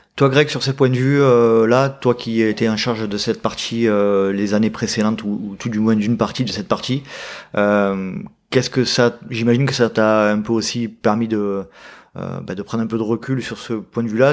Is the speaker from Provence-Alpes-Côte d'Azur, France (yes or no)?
yes; Aix-en-Provence, Provence-Alpes-Côte d'Azur, France; je suis breton d'origine, mais de mes parents. Moi, je suis né, je suis né ici, hein, je suis né à Aix-en-Provence